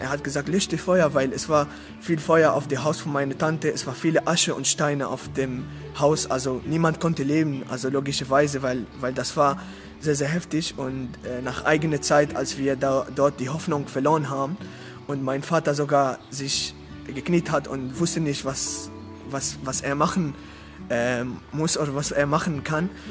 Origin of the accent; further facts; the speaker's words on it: Damascus, Damascus Governorate, Syria; German is a second language; moved away; ich komme aus Syrien, aus der Stadt Damaskus